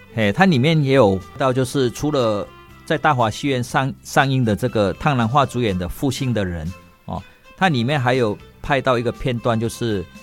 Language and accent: Chinese; Malaysia; now in Taiwan; 马来西亚华人不是土著，哦，虽然我们在那边土生土长